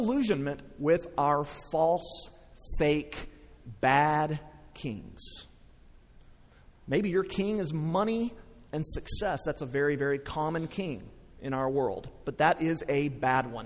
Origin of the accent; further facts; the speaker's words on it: West Texas, United States; I grew up in West Texas